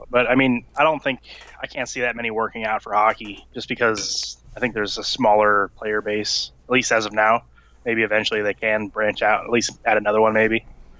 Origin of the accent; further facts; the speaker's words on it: East Coast, United States; I grew up on the East Coast, so that was like the closer team